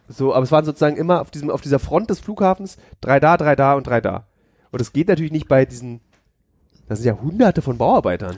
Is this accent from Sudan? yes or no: no; Berlin, Germany; bin aber gebürtiger Berliner